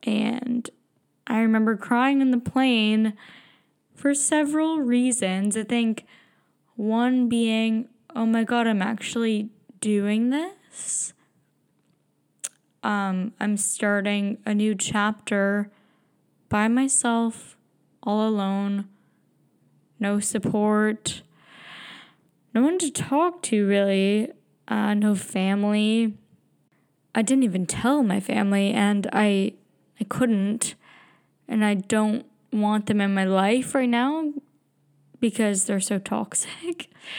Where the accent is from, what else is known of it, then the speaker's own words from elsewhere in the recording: Brampton, Ontario, Canada; also born or lived in British Columbia; So I grew up in Brampton. And I knew I had to get out.